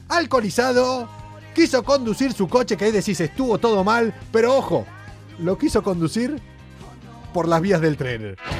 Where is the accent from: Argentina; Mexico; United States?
Argentina; also born or lived in Tarifa; now in Spain; vamos a quedarnos por mi tierra. Vamos a quedarnos en Argentina